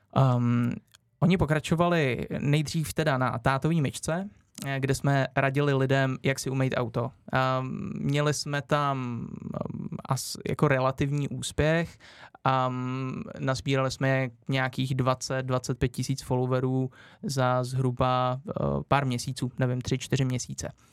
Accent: Orlické hory, Hradec Králové Region, Czechia; v Orlických horách, odkud pocházím

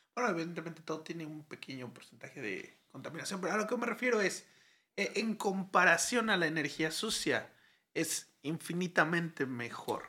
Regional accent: Mexico; aquí en México

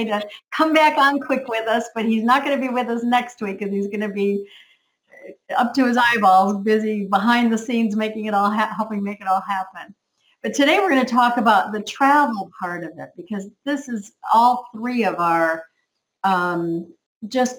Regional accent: United States; now in Canary Islands, Spain; I'm from America

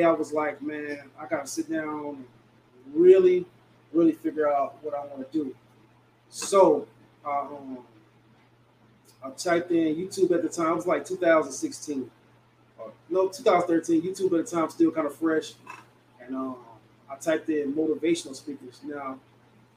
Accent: Detroit, Michigan, United States; I'm from Detroit

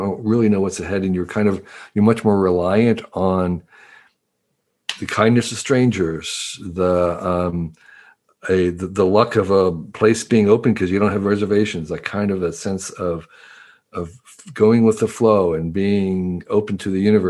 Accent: United States; moved away as an adult; also born or lived in Taiwan; I grew up in the East Coast, suburb of New York City.

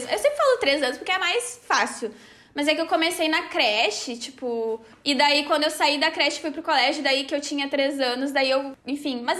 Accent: São Paulo, Brazil; Eu sou de São Paulo

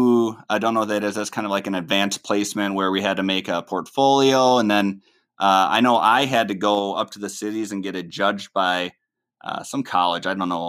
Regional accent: Minnesota, United States; born or raised there

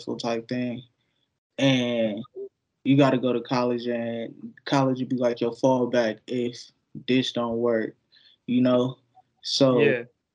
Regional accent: Fort Wayne, Indiana, United States; I'm from Fort Wayne, Indiana

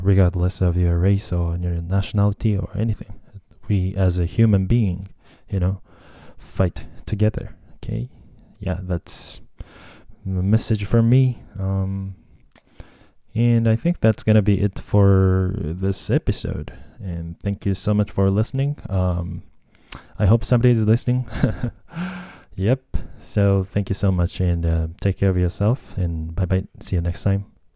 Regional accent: Japan; English is a second language; also born or lived in United States; I was just born and raised in Japan

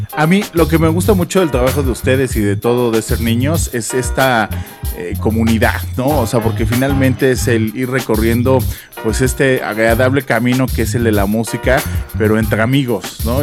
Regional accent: Mexico; como mexicanos

